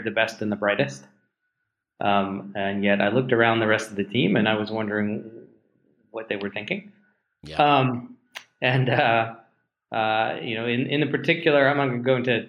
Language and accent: English; New Jersey and Los Angeles, United States; moved away as an adult; also born or lived in Pittsburgh, Pennsylvania; now in Seattle, United States; I grew up in New Jersey